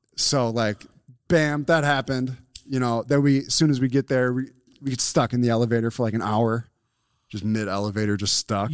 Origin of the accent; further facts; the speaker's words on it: Buffalo, New York, United States; we're from Buffalo